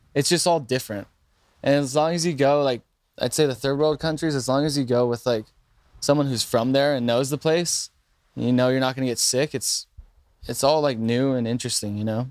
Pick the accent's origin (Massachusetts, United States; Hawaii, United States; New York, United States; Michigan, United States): Hawaii, United States; North Shore, Oahu; growing up on North Shore, it's just a tight little community